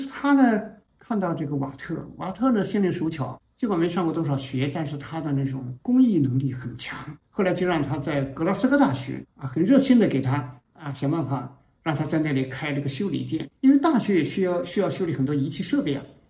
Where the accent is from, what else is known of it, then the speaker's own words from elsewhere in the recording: China; 这就是我们中国人一个农民，从来没人做这件事